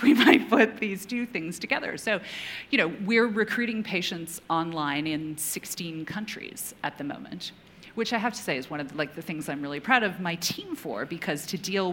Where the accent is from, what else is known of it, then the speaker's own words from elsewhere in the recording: Canada; moved away; also born or lived in United Kingdom; I grew up in Canada, remote part of Canada